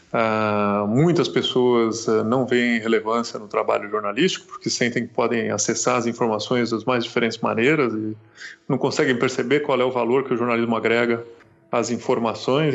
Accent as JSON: {"language": "Portuguese", "town": "Santos", "region": "São Paulo", "country": "Brazil", "also_born_or_lived": "Brasília / Chile", "moved": "as an adult", "lives_now": "São Paulo, Brazil", "said": "Eu sou de Santos, fiz faculdade lá porque não passei na Federal de Curitiba"}